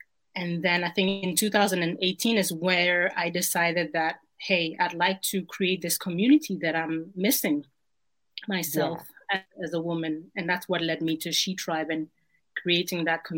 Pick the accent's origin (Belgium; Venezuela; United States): Belgium; born or raised there; moved away as an adult; also born or lived in Ghana / Berlin